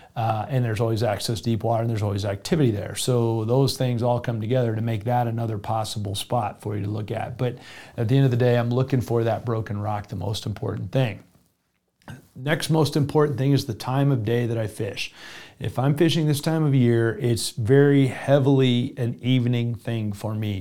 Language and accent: English; South Florida, United States; moved away; also born or lived in the West; I grew up in South Florida